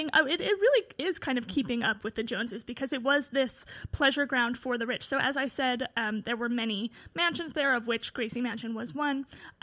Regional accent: New York City, New York, United States; also born or lived in Yorkville, Manhattan / Greenpoint, Brooklyn; I am originally from the Upper West Side, where we are now, although I have lived in Yorkville

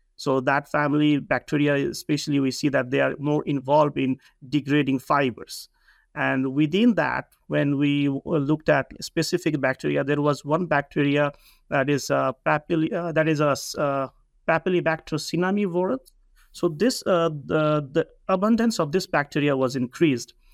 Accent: Nepal; moved away as an adult; also born or lived in Hawaii, United States; I come from Nepal

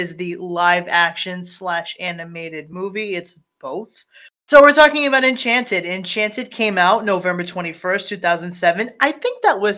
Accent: Rhode Island, United States; we are from Rhode Island

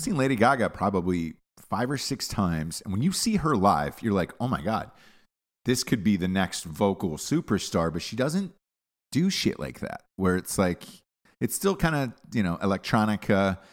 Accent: United States; I'm an American.

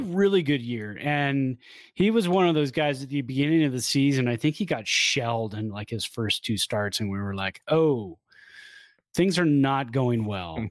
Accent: South Bay, California, United States; moved away; I grew up in the South Bay

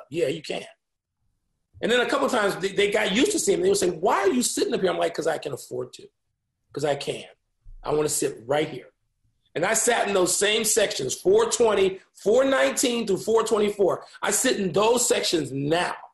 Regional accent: Illinois, United States; I'd already seen Michael Jordan play in six finals in my hometown. I'd already seen the Bears win a championship.

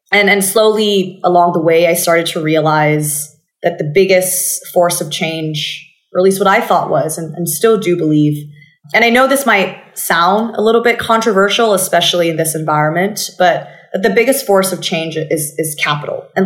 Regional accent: Bangkok, Thailand; accent: American; So I grew up in Bangkok and basically mm-hmm. you probably know this by now, but I, I, picked up my American accent from watching too much television as a child.

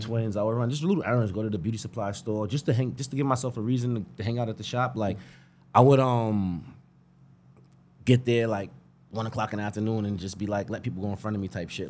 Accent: Greenburgh, New York, United States; I'm from Greenberg, born and bred.

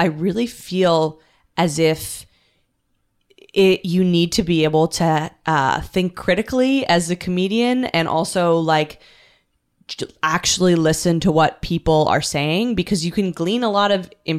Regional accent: Canada; now in New York, United States; I'm from Canada.

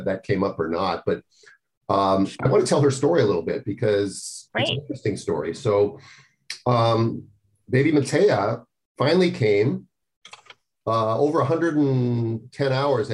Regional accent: Minnesota, United States; now in California, United States; I grew up in Minnesota where, you know, when the sun went down, we would die for cover.

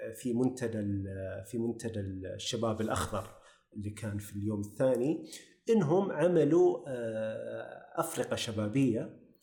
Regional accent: Saudi Arabia

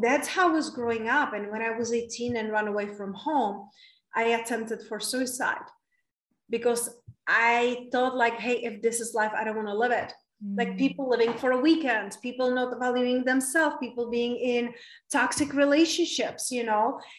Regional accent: Czechia; English is a second language; moved away as an adult; also born or lived in London / Spain; now in United States; It's from very small town in Czech Republic. That's where I was raised and born, and that's where I stay until I was 20 years old

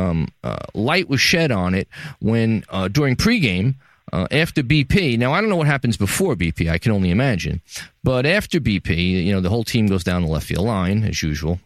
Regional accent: New York City, New York, United States; From the Gotham Podcast Studio in the heart of downtown New York City, my hometown, the greatest city in the world

